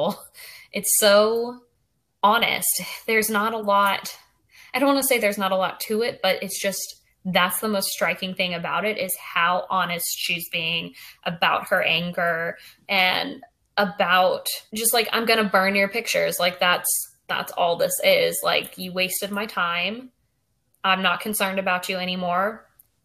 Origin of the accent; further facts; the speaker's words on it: South Carolina, United States; growing up in South Carolina.